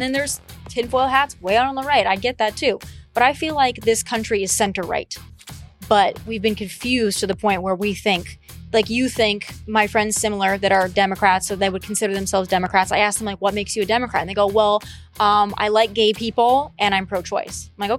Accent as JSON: {"language": "English", "region": "South Dakota", "country": "United States", "said": "So I'm from South Dakota"}